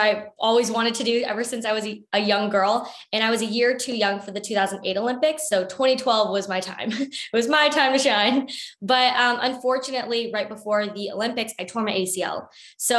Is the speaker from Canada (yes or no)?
yes; Canada; I was born and raised in Canada